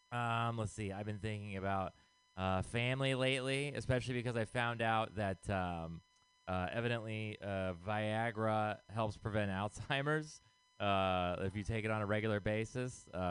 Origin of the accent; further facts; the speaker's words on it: Texas, United States; now in San Francisco, United States; I am not from here originally. I moved here from Texas. And, you know, being from a place that conservative, I was like, San Francisco is going to be super liberal